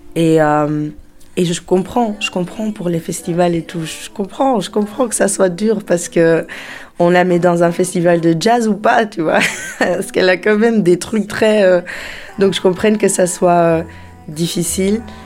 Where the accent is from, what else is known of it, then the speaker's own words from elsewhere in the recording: Antwerp, Flanders, Belgium; moved away; also born or lived in Brussels / Portugal; J'ai grandi à Anvers et après j'ai habité à Bruxelles pendant 5 ans